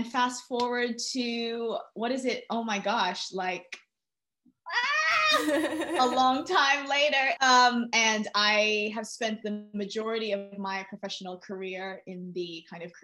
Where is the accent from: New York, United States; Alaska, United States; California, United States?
New York, United States; New York City; moved away as an adult; now in London, United Kingdom; I'm originally from New York City. I was born and raised there. I moved to London